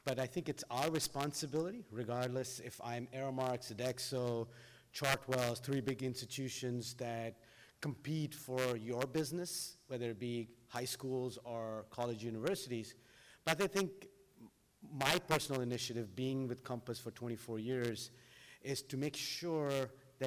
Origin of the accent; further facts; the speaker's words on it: Doha, Qatar; now in United States; as I grew up in Doha